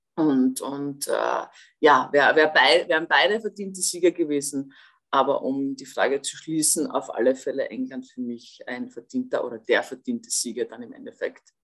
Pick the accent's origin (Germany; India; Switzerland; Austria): Austria; ich als Österreicherin